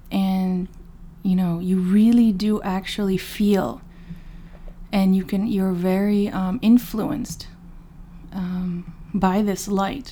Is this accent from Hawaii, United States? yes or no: no; Dallas, Texas, United States; also born or lived in Chicago, Illinois; I was born in Chicago, but my family moved, you know, to Dallas when I was young. So I grew up in the public school system in Dallas, Texas